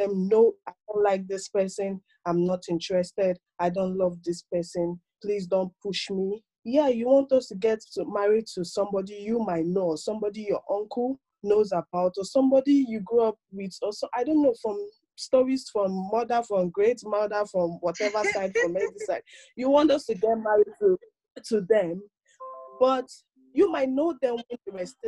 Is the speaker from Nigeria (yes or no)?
yes; Nigeria; moved away as an adult; now in Maryland, United States; I was born and brought up in Nigeria, but I base in the United States, Maryland, precisely